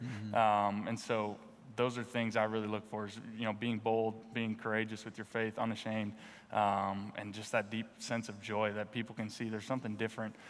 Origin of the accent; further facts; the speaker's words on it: North Dakota, United States; moved away as an adult; also born or lived in Philadelphia; now in Washington, United States; I grew up in North Dakota